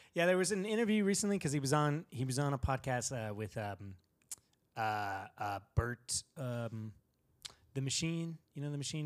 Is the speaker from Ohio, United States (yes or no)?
no; California, United States; I'm from California